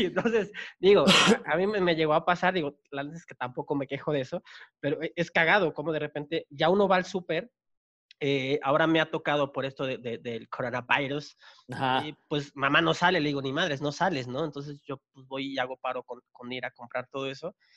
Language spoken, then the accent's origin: Spanish; Chiapas, Mexico; yo soy de Chiapas